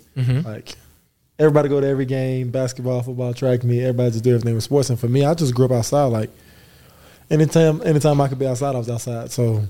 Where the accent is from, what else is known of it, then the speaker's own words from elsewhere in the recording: Earl, Arkansas, United States; also born or lived in Waco; now in Provo, United States; I grew up in Earl, Arkansas.